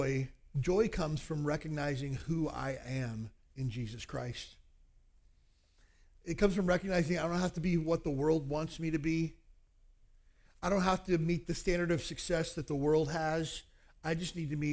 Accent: Kentucky, United States; now in Honolulu, United States; I grew up in Kentucky

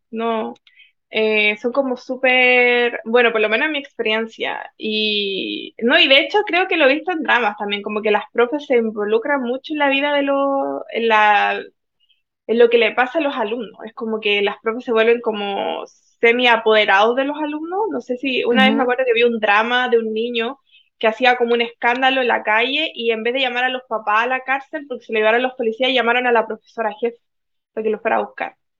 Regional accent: Chile; moved away as an adult; also born or lived in Spain; now in South Korea; me siento chilena

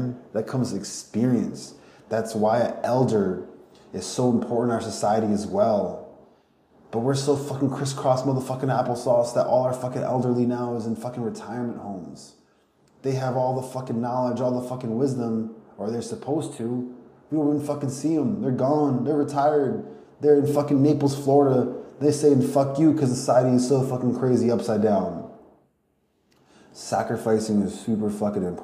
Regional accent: Ukraine; I'm from Ukraine, my family's from Ukraine

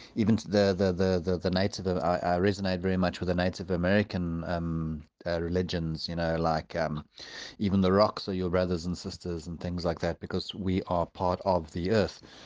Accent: South Africa; also born or lived in Johannesburg; now in Port Elizabeth, South Africa; I grew up in Valcom and then moved up to Joburg and, um, and then, and then down here

